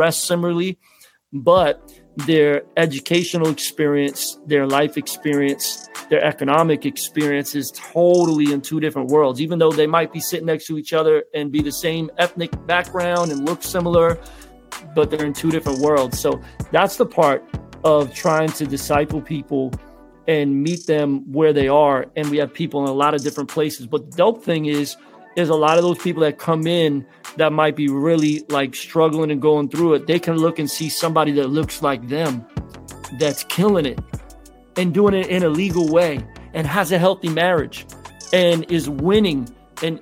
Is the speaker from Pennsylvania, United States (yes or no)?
yes; Philadelphia, Pennsylvania, United States; Growing up in Philly, because my parents didn't have a lot of money.